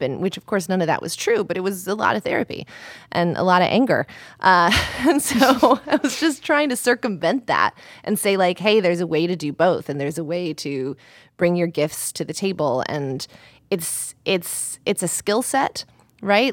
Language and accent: English; Colorado, United States; also born or lived in Italy; Colorado, but half and half in Italy